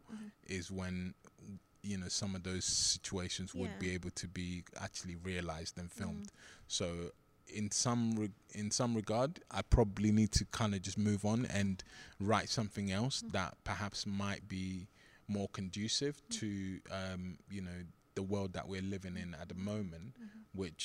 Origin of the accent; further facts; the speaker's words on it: London, United Kingdom; also born or lived in Nigeria; I grew up in Southeast London